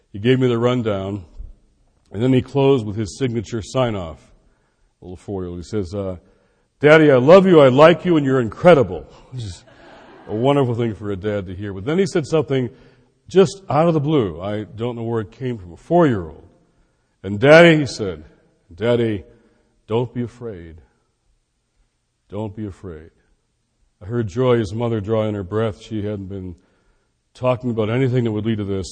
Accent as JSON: {"language": "English", "town": "Detroit", "region": "Michigan", "country": "United States", "tie": "born or raised there", "moved": "yes", "lives_now": "Washington, D.C., United States", "said": "I'm in Detroit, my hometown"}